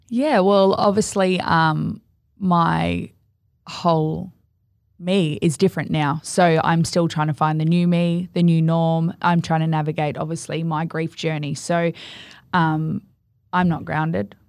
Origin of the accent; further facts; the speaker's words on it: Gold Coast, Queensland, Australia; I'm from the Gold Coast.